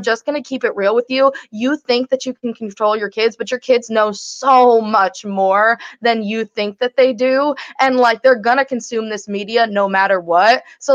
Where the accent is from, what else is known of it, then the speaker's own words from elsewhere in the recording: Connecticut, United States; we're from Connecticut, this is like a Connecticut based show